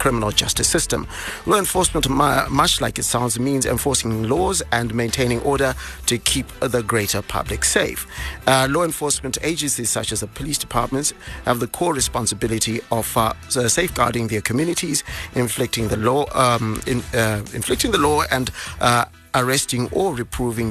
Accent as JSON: {"language": "English", "region": "Bulawayo", "country": "Zimbabwe", "tie": "born or raised there", "said": "my hometown, Bulawayo"}